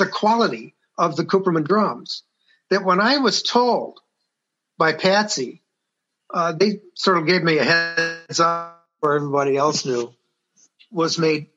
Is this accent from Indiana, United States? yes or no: no; Detroit, Michigan, United States; I'm from Detroit